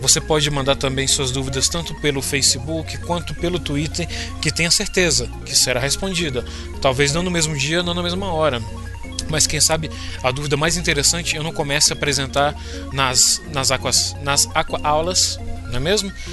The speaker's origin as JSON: {"language": "Portuguese", "town": "Brasília", "region": "Federal District", "country": "Brazil", "said": "sou de Brasília"}